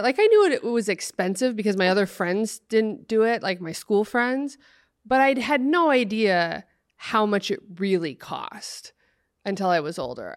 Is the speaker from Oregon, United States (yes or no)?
yes; Oregon, United States; I grew up in Oregon, like, out in the country